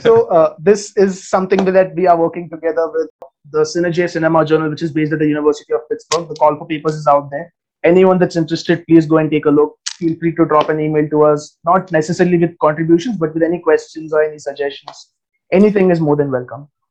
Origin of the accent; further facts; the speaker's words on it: India; I'm a researcher from India.